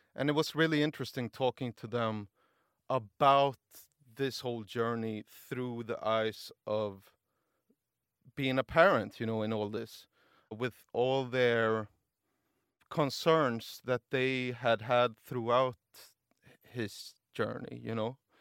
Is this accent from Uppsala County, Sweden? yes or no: no; Gothenburg, Västra Götaland, Sweden; now in Stockholm, Sweden; I was just in Gothenburg, my, my hometown, visiting my brother